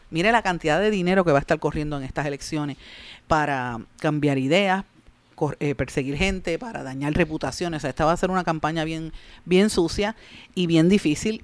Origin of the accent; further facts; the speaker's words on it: Guaynabo, Puerto Rico; Eduardo O'Neill, el alcalde de mi pueblo, de Guaynabo